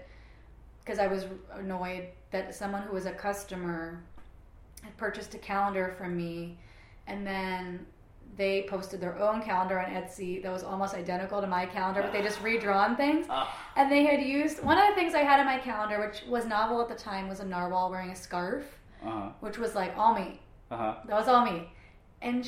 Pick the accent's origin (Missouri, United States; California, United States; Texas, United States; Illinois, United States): Missouri, United States; Kansas City; now in Portland, United States; Growing up in Kansas City, I mean like when I was a teenager in Kansas City, Missouri itself